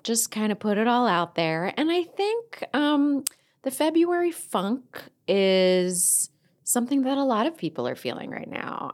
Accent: Delaware County, Pennsylvania, United States; accent: Delco; my Delco accent

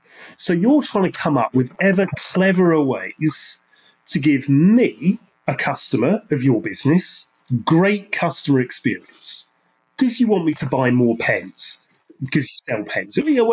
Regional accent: Ireland; and in fact, I'm Irish, so Irish English, is really quite interesting.

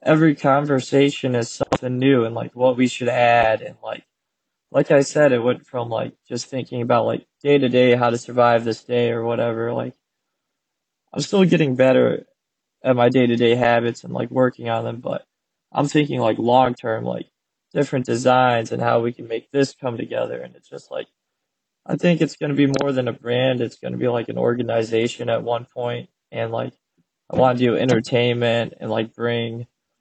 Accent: Grayslake, Illinois, United States; also born or lived in New Mexico; I was born in New Mexico. They got divorced. My mom brought me up to Grays Lake, which is where I lived like most of my childhood, just north of Chicago

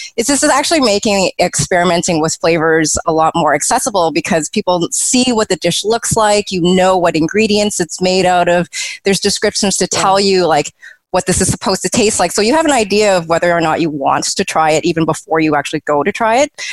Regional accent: Canada; a second generation Canadian who was born and raised in Canada

